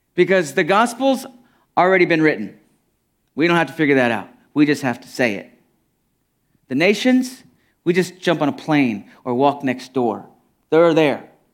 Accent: United States; I'm real familiar with my culture as an American

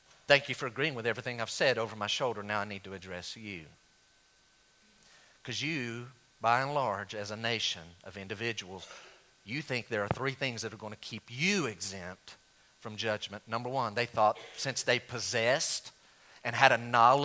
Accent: United States; being an American

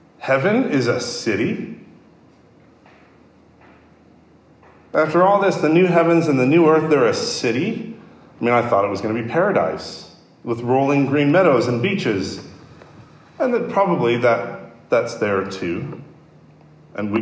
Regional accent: Chicago, Illinois, United States; my hometown, Chicago

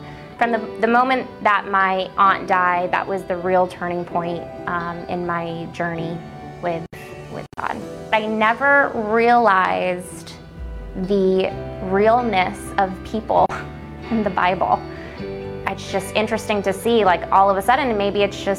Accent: Naples, Florida, United States; I am from Naples, Florida. I've been here since 96

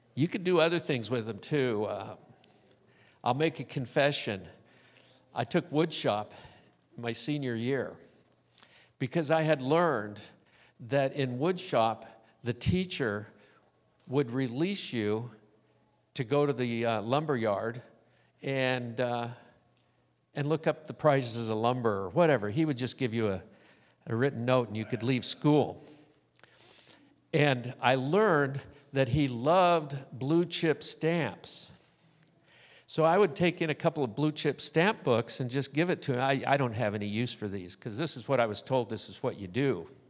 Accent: Southern California, United States; when I was growing up in Southern California

